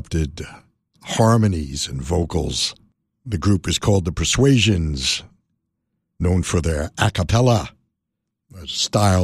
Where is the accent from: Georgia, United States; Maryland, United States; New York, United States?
New York, United States; New York City; Growing up in New York City